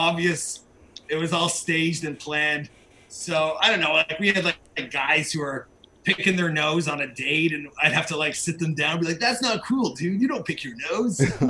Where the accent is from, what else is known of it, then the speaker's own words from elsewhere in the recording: Mississauga, Ontario, Canada; I'm in Mississauga